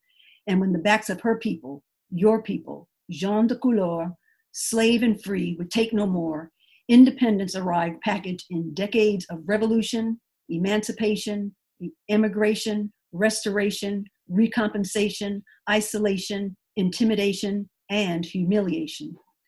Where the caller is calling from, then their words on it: Ruskin, Florida, United States; I am joining you from Ruskin, Florida.